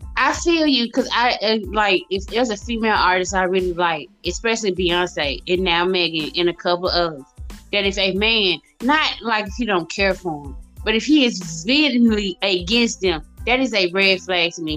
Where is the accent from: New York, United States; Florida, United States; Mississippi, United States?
Mississippi, United States; accent: southern; folks don't be thinking I'm from Mississippi